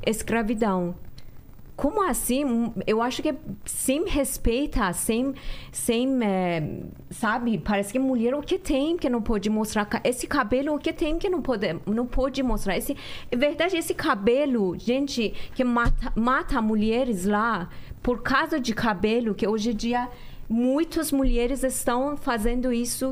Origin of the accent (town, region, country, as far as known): Iran; moved away